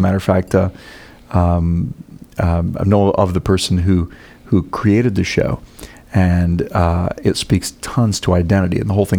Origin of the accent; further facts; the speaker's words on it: Minnesota, United States; now in Orlando, United States; No, I grew up in Minnesota, so I remember the cold, but I've thawed out.